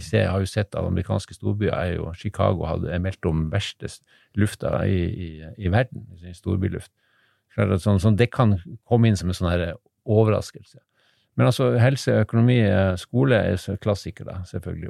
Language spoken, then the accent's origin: Norwegian; Harstad, Troms, Norway; moved away; also born or lived in Narvik; Jeg er egentlig fra Harstad